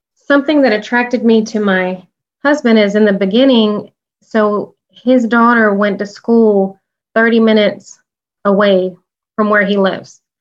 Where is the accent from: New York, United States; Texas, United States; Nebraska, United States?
Texas, United States; the South; we're from the South